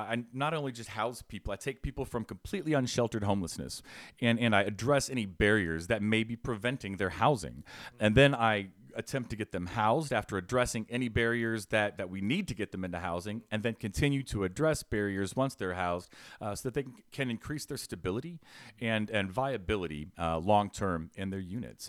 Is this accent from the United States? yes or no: yes; Fishers, Indiana, United States; So, growing up, I grew up in Fishers, right?